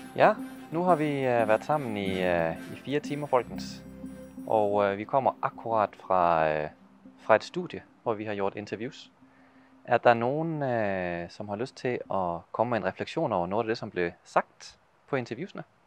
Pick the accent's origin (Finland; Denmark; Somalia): Denmark; Norwegian is a second language; now in Ål, Norway; jeg gjør mitt beste å tale norsk, selv om jeg er dansk